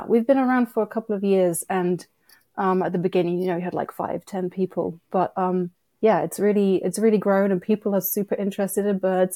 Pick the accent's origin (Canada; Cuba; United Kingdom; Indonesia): United Kingdom; moved away as an adult; also born or lived in Philadelphia, United States; now in New York, United States; I grew up in the U K, and hence the accent